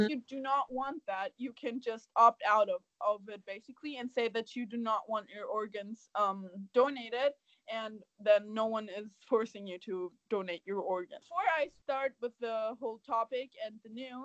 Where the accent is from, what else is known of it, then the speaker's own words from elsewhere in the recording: Germany; English is a second language; moved away; I was born and raised in Germany and lived there for half of my life